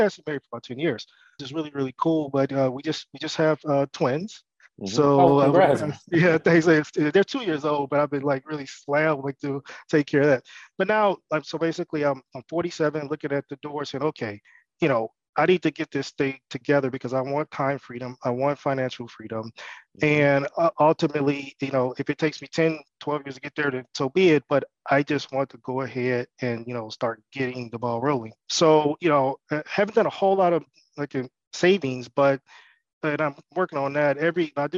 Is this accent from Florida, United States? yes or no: no; Detroit, Michigan, United States; also born or lived in Nashville, Tennessee; I'm from Detroit, Michigan. Mm-hmm. I grew up there